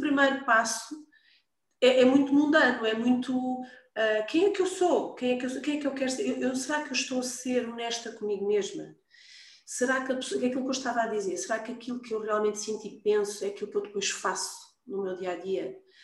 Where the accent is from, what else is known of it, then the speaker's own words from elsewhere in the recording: Lisbon, Portugal; also born or lived in Almada; nasci em Lisboa, vivi sempre uh, nesta, nesta zona, Lisboa, em Almada, há muitos anos.